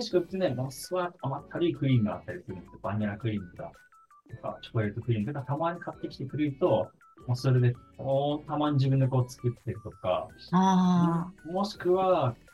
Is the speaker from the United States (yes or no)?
yes; United States; それはもう本当にアメリカで育ってきましたので